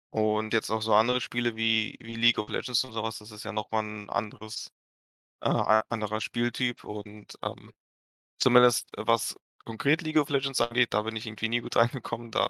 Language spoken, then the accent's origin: German; Moscow, Russia; now in Dortmund, Germany; Äh, ich komme ursprünglich aus Moskau, aber bin später nach Dortmund gezogen, ja.